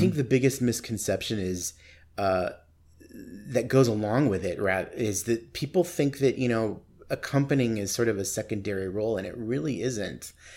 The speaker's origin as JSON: {"language": "English", "town": "Tucson", "region": "Arizona", "country": "United States", "tie": "born or raised there", "also_born_or_lived": "Nogales, Arizona / Sierra Vista, Arizona / New York City", "moved": "as an adult", "lives_now": "Phoenix, United States", "said": "I grew up in Tucson"}